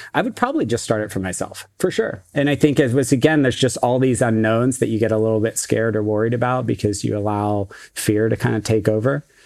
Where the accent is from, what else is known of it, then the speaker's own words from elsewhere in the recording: Silicon Valley, California, United States; I grew up in Silicon Valley, so I grew up literally down the street from Apple